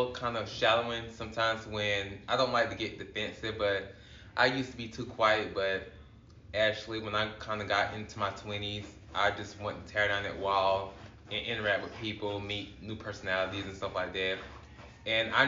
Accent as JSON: {"language": "English", "town": "Greenwood", "region": "South Carolina", "country": "United States", "said": "I'm actually from Greenwood, South Carolina"}